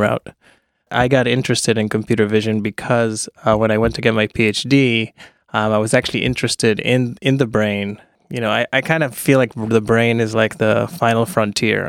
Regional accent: Ra'anana, Central District, Israel; moved away as an adult; also born or lived in United States; I grew up in Israel

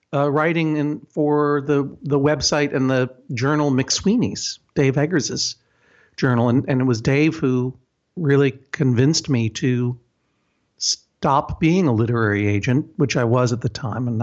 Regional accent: Brookline, Massachusetts, United States; Brookline, my hometown

